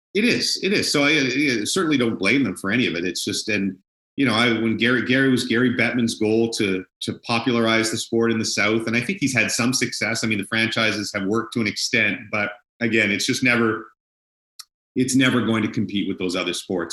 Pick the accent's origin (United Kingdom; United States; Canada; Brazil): Canada; Ottawa, Ontario; moved away as an adult; also born or lived in Edmonton / Halifax / Victoria / British Columbia; growing up in Ottawa, I was there all the time